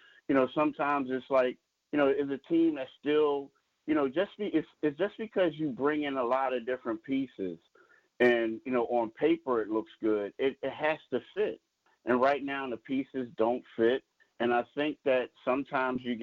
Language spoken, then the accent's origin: English; Philadelphia, Pennsylvania, United States; I'm a Philadelphian